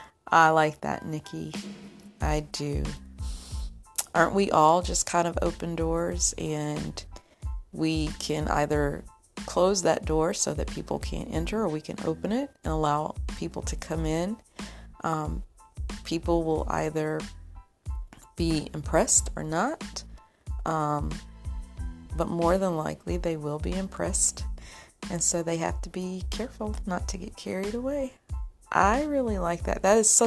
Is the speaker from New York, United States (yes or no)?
yes; Rochester, New York, United States; born or raised there